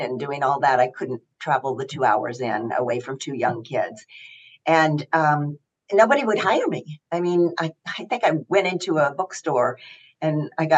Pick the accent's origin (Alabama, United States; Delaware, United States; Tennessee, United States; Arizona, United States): Tennessee, United States; Knoxville; moved away as an adult; also born or lived in New York City; I grew up in Knoxville, Tennessee, and a wonderful background